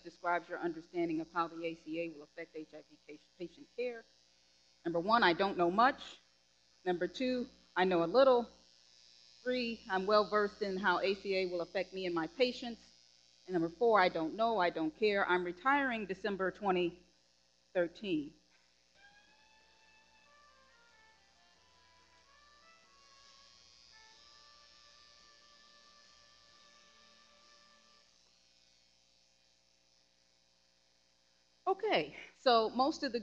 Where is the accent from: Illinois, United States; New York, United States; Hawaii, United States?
Illinois, United States; Chicago; my hometown